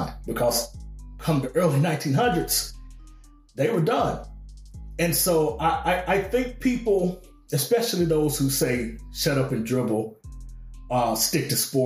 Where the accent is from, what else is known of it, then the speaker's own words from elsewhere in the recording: Arkansas, United States; I grew up in the South, grew up in Arkansas